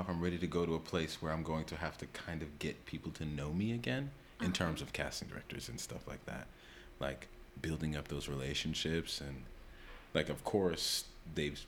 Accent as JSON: {"language": "English", "town": "New York City", "region": "New York", "country": "United States", "tie": "born or raised there", "said": "born and raised in New York"}